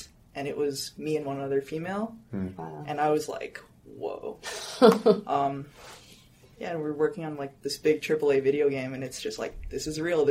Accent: Las Vegas, Nevada, United States; moved away as an adult; now in Los Angeles, United States; I'm from Las Vegas.

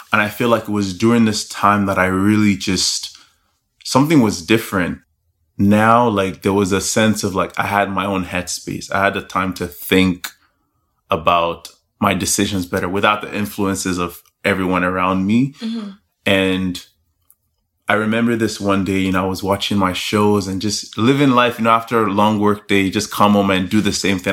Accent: Lagos, Nigeria; I'm Nigerian. That's where I was born and raised. So, hey. I grew up in a Nigerian home, born in Lagos

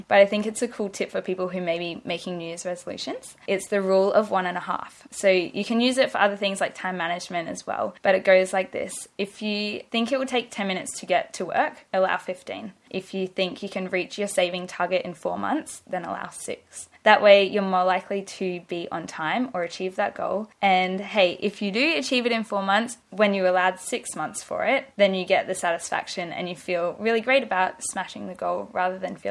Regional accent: Brisbane, Queensland, Australia; also born or lived in Gold Coast; When I started high school, we moved from Brisbane to the Gold Coast

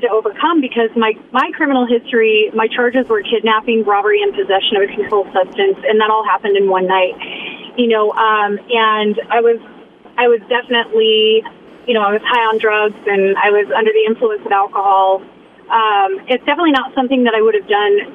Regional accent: Boise, Idaho, United States; originally I was born and raised in Boise, Idaho

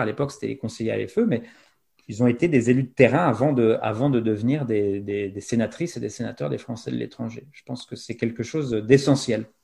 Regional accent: France; now in Montreal, Canada; nous, on est Français de l'étranger

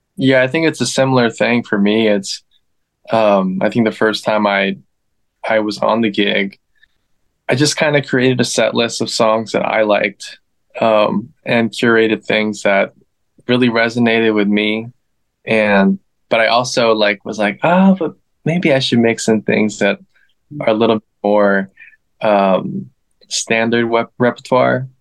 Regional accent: Northern Virginia, United States; now in Los Angeles, United States; I'm originally from DC, the DMV, Northern Virginia, to be more specific.

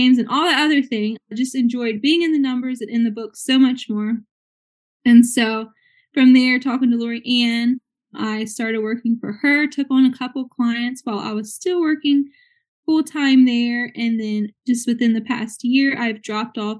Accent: Virginia, United States; moved away; I'm originally from Virginia

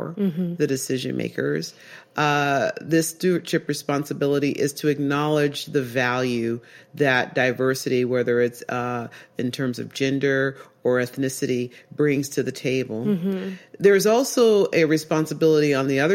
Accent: Oakland, California, United States; I grew up in East Oakland and I'm a black woman.

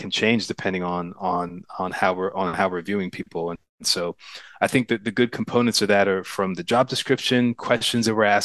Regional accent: New Jersey, United States; moved away as an adult; also born or lived in Pittsburgh, Pennsylvania; now in Oakland, United States; So I was actually born in Pittsburgh, but we moved to Jersey when I was like 3 years old. So I don't have any memories of there. So I consider myself to be a Jersey boy too.

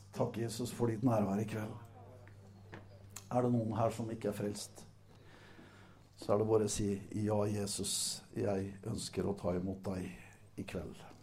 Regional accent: Setesdal, Agder, Norway; er jeg fra Setesdal

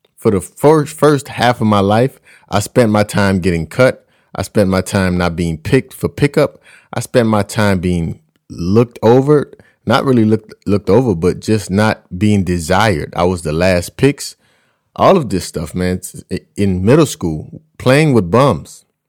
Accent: United States; my fellow Americans

